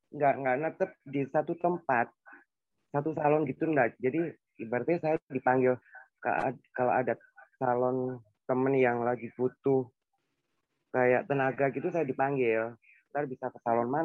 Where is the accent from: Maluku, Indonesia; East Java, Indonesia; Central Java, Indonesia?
East Java, Indonesia; Surabaya; Saya asli Surabaya.